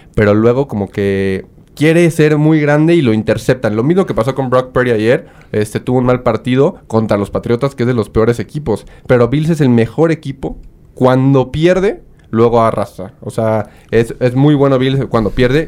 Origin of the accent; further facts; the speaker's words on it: Mexico; como buen mexicano